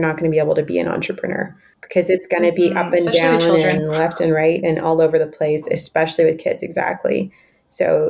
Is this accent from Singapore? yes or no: no; Canada; I'm Canadian. I'm not American